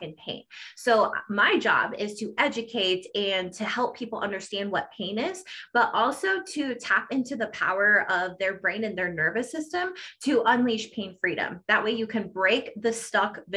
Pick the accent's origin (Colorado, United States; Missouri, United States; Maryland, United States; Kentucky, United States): Colorado, United States; I am from Colorado